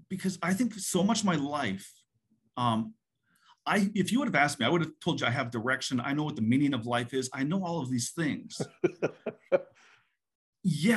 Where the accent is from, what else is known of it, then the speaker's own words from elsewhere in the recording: Canada; moved away as an adult; now in United States; I was born and raised in Canada, moved to the US for college.